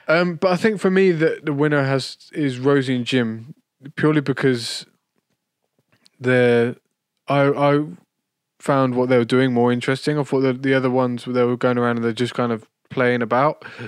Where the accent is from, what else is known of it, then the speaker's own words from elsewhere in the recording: United Kingdom; as a Brit